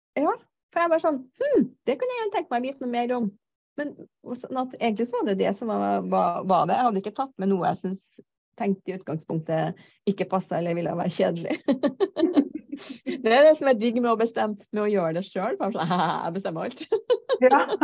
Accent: Trøndelag, Norway; Jeg er en trønder på 56 år

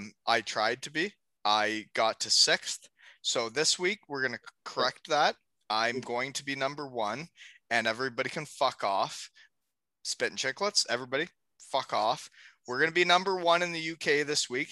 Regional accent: Elmira, Ontario, Canada; my hometown

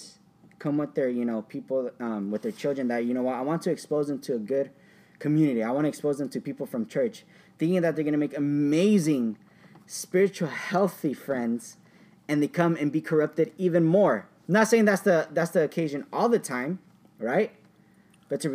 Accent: Orange, California, United States; I grew up in Orange, Anaheim. I went to an elementary school in Orange

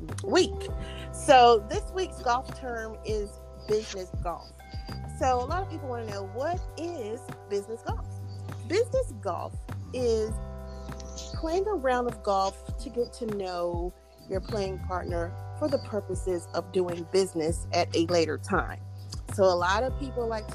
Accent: Georgia, United States; I'm from Edenton, Georgia

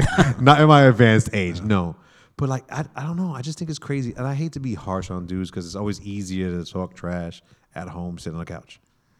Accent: New York City, New York, United States; now in Los Angeles, United States; yes, I'm a New York guy who lives in LA.

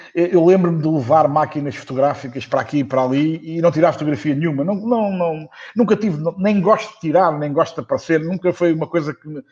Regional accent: Portugal; o português, somos portugueses

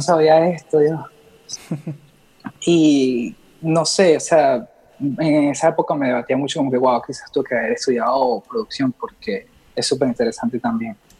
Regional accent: Los Teques, Miranda, Venezuela; yo crecí ahí en Los Teques, al lado de Caracas

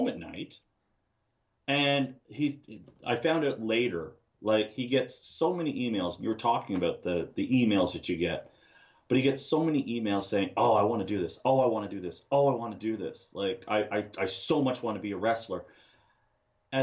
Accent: Ottawa, Ontario, Canada; I'm from Ottawa, Ontario

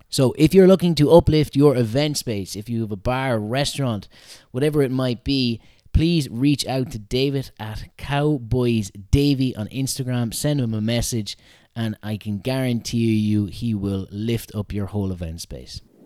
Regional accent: Mullingar, Westmeath, Ireland; from my hometown of Mullingar

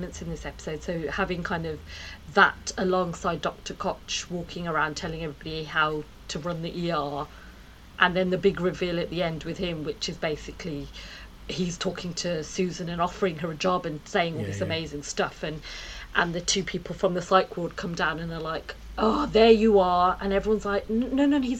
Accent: Birmingham, West Midlands, United Kingdom; born or raised there

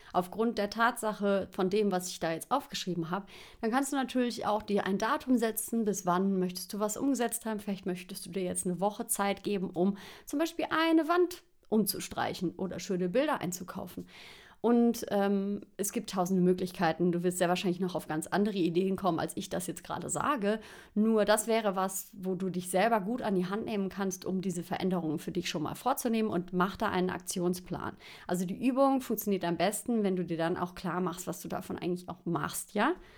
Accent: Xanten, North Rhine-Westphalia, Germany; moved away as an adult; also born or lived in Cologne; now in Lenggries, Germany; Ich bin in Xanten groß geworden. Da habe ich gewohnt, bis ich 19 war.

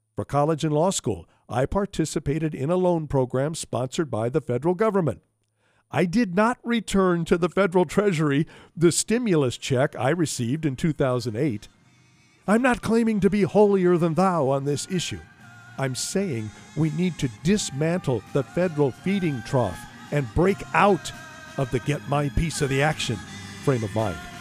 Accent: Omaha, Nebraska, United States; my hometown

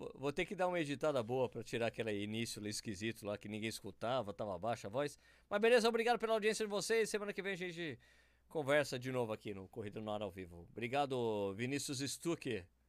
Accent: São Paulo, Brazil; moved away; eu sou paulistano, né? Morava em São Paulo.

